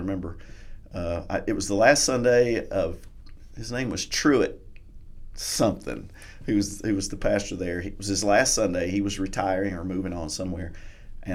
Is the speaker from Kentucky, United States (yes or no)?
yes; Kentucky, United States; I'm from Kentucky